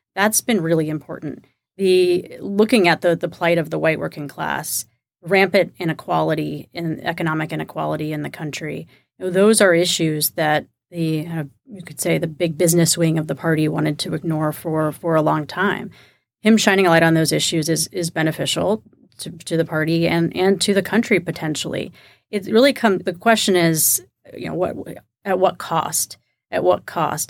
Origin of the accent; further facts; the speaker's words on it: Kingwood, Texas, United States; moved away; I'm from Kingwood, Texas, which is a suburb of Houston, about twenty-five miles from downtown